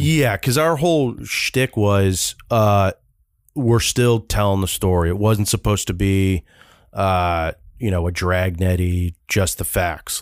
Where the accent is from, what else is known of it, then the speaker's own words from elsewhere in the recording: California, United States; I am from Cal